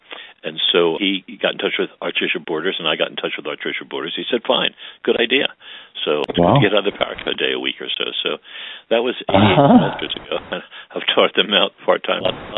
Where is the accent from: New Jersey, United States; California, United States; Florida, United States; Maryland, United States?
Maryland, United States; Baltimore; I grew up in West Baltimore along Evanston Avenue. Until I was four, I lived close to St. Bernardine's Church, and then we moved down in 1950 to two blocks past St. William's Church. So I was always on the West End